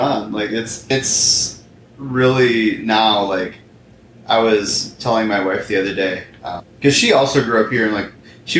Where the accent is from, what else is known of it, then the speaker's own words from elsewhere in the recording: Granger, Indiana, United States; I grew up in Granger